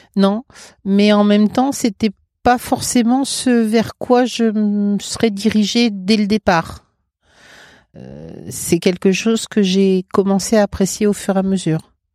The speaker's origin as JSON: {"language": "French", "town": "Paris", "region": "Île-de-France", "country": "France", "also_born_or_lived": "Val-de-Marne", "moved": "yes", "lives_now": "Mayenne, France", "said": "Moi, je suis parisienne. Je suis de à côté de la Bourse"}